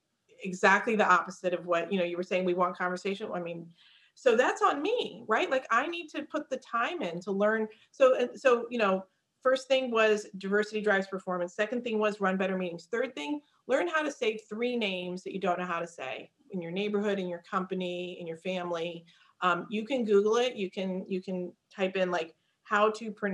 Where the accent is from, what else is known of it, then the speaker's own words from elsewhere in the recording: United States; also born or lived in India; I was 6 months old when my parents came to the United States